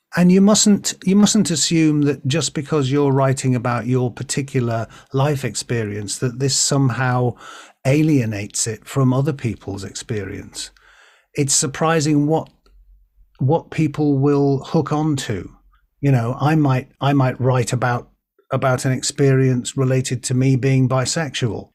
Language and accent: English; Birkenhead, North West England, United Kingdom; I was born in Birkenhead